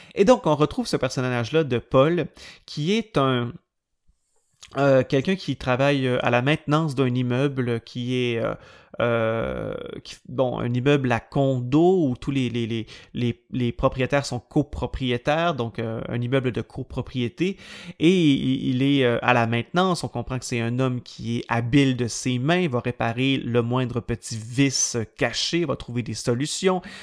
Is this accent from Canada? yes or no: yes; Quebec, Canada; je suis originaire du Saguenay-Lac-Saint-Jean, à 500 km au nord de Montréal